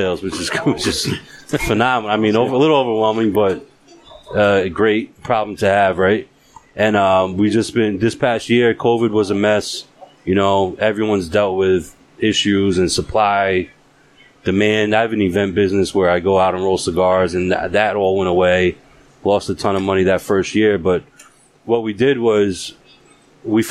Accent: New York, United States; moved away; also born or lived in Massachusetts; I was born and raised in New York, but I lived in Mass for a good amount of time

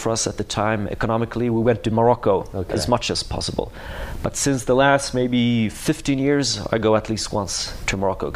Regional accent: Gothenburg, Västra Götaland, Sweden; Gothenburg, my hometown

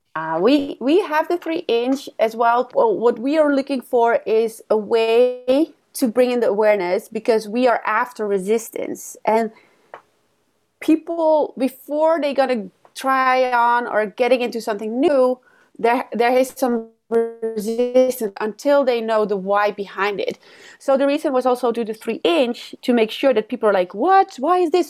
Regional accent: Netherlands; moved away as an adult; now in Los Angeles, United States; I, I grew up in the Netherlands

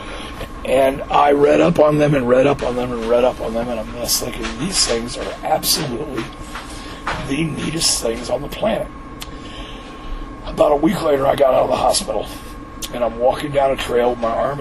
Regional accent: Missouri, United States; I was growing up in Missouri

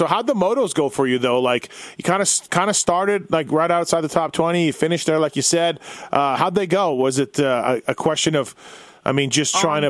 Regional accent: Canada; Me being Canadian

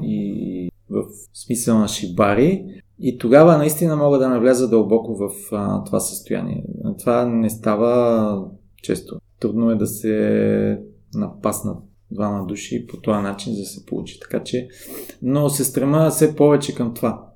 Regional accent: Bulgaria; аз съм от България

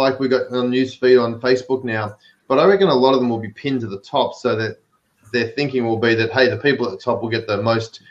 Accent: Melbourne, Victoria, Australia; accent: Aussie; now in California, United States; I've got an accent, so I'm an Aussie, but I live over here in the US, but I have my trends set to Melbourne where I'm from

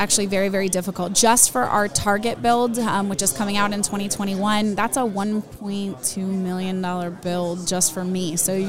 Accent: Tampa, Florida, United States; also born or lived in Peru; I'm from Tampa.

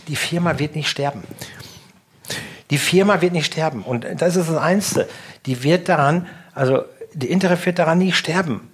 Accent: North Rhine-Westphalia, Germany; now in Langenhagen, Germany; zu meiner alten Heimat

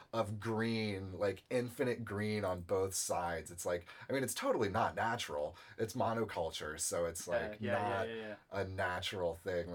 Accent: central Iowa, United States; now in Fort Wayne, United States; I was born in Iowa, in central Iowa.

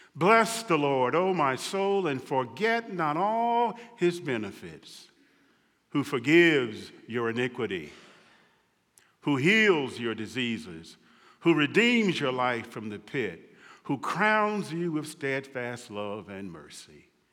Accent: Mississippi, United States; a boy growing up in Mississippi

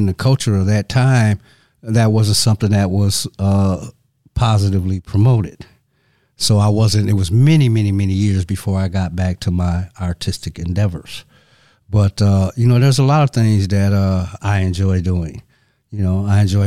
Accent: Saginaw, Michigan, United States; I'm originally from Saginaw, Michigan. And Saginaw is approximately 100 miles north of Detroit.

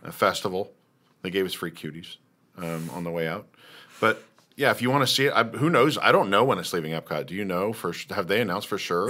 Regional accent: Lawrence, Kansas, United States; I grew up in Kansas, right? I'm from Lawrence

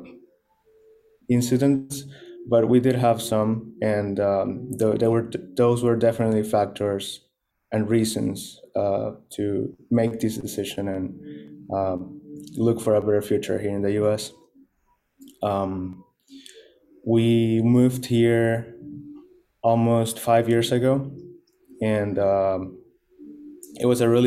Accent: Maracaibo, Zulia, Venezuela; now in Miami, United States; I was born in the city of Maracaibo, and it's the second most populated city in the entire country in Venezuela

